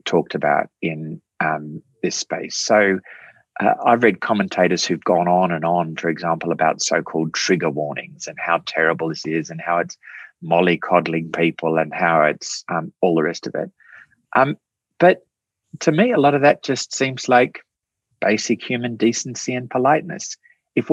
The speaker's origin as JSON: {"language": "English", "country": "Australia", "said": "Australians, we're a funny people, Australia."}